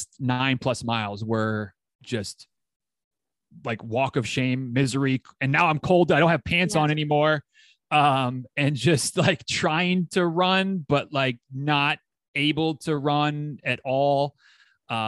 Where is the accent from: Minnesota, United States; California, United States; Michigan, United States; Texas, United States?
Michigan, United States; moved away as an adult; also born or lived in Tennessee; now in Florida, United States; my Michigan roots, I grew up in Michigan